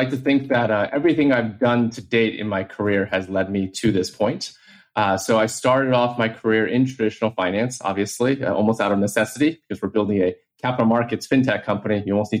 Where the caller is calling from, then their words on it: New York City, New York, United States; I am calling from New York City